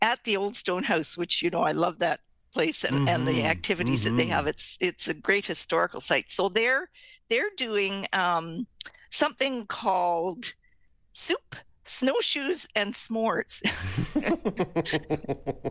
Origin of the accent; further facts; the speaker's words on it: Canada; we're Canadian